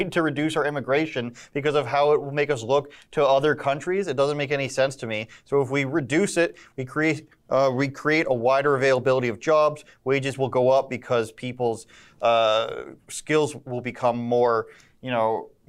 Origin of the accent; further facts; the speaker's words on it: Oshawa, Ontario, Canada; It's called Oshawa, shout out my hometown